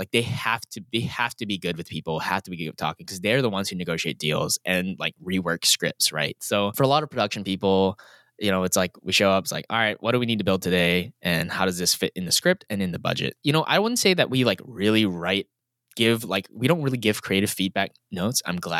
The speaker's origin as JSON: {"language": "English", "country": "Singapore", "tie": "born or raised there", "said": "But at the end of the day, growing up in Singapore and then comparing that to even in small town America, it's just night and day."}